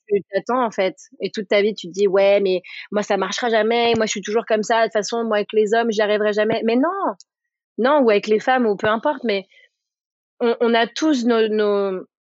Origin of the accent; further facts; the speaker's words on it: Paris, Île-de-France, France; also born or lived in New York; je viens de Paris